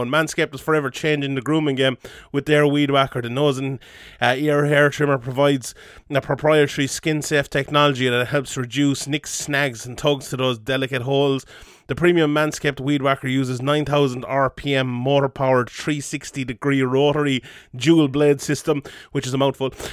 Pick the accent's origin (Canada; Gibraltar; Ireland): Ireland; we're an Irish M M A podcast